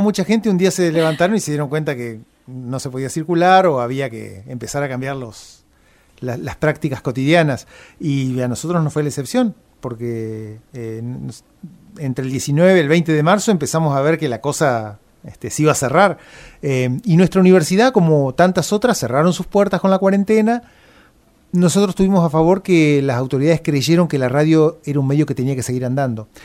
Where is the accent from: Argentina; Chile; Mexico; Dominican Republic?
Argentina; Gualeguay, Entre Ríos; moved away as an adult; now in Paraná, Argentina; no soy de Paraná, soy de Gualeguay, y vine a estudiar a Paraná, y calculo que como tantos otros me quedé por acá